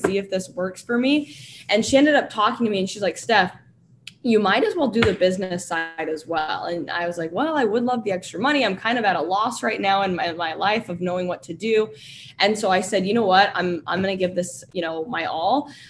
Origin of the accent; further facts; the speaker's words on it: Florida, United States; now in Utah, United States; I grew up in Florida, and I come from a very, very traditional family.